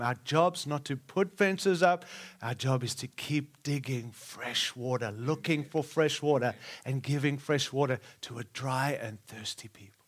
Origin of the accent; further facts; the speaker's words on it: Australia; also born or lived in Africa; now in United States; I was born in Africa, raised in Australia, and now I live in the great nation of America